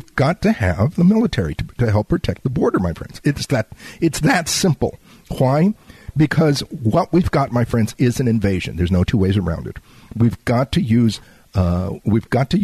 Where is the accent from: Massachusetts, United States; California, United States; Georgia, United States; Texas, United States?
Texas, United States; Laredo; my hometown of Laredo